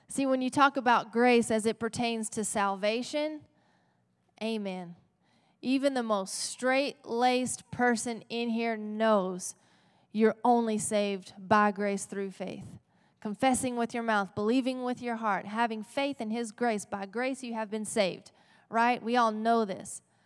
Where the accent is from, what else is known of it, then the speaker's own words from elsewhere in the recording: Texas, United States; we are in Texas, right? We're gritty Texans.